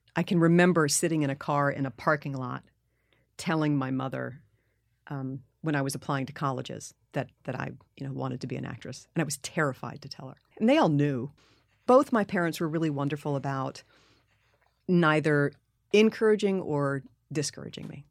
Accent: New York City, New York, United States; growing up in New York City

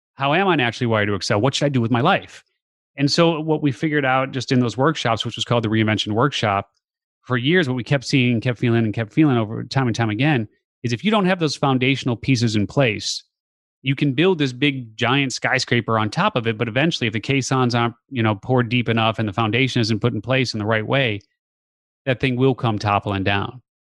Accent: Chicago, Illinois, United States; born and raised in the Chicago area

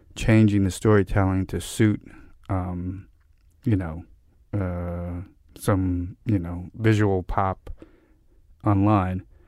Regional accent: New York City, New York, United States; I grew up in Park Slope in Brooklyn

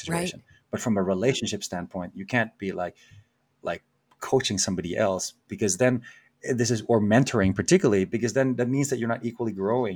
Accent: Philippines; moved away; growing up in the Philippines

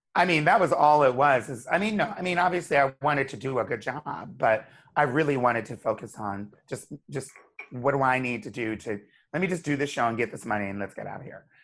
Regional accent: Wilmington, Delaware, United States; moved away as an adult; also born or lived in Hershey, Pennsylvania; now in New York City, United States; I grew up in Wilmington, Delaware.

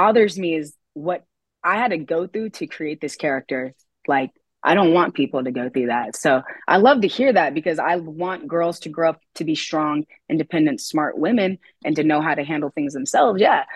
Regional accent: Oakland, California, United States; now in Clovis, United States; growing up in Oakland. I would fight a lot of dark skinned people. And then when I moved here to Clovis, California

